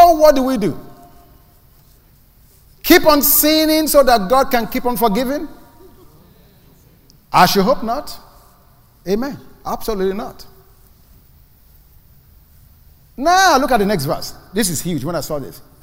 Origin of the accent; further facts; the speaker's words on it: Nigeria; also born or lived in Ibadan, Nigeria / Lagos, Nigeria; now in United States; I was born in Nigeria. I lived in the city called Ibadan. And then I was upgraded and moved to Lagos. I came to the United States from Lagos